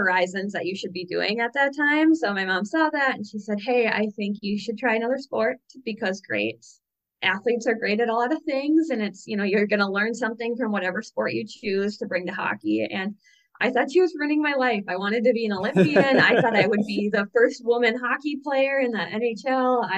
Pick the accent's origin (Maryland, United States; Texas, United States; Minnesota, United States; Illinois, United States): Minnesota, United States; about 2 hours south of Duluth; I grew up playing hockey because I'm a Minnesotan and that's what Minnesotans